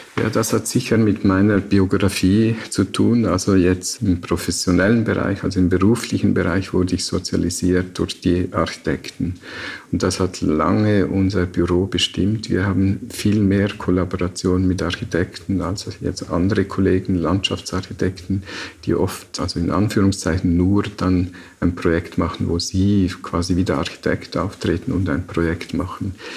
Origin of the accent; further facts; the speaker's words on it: Liechtenstein; aufgewachsen in Liechtenstein, da war im Sommer die Wanderung am Wochenende Bestandteil des familiären Lebens